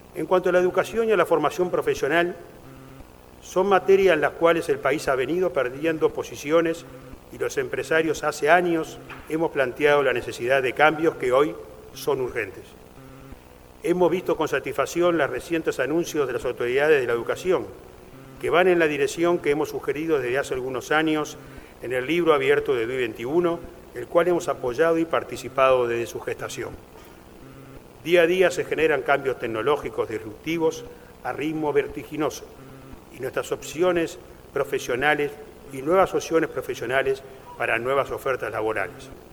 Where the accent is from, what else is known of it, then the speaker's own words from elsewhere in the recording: Uruguay; Todos somos uruguayos.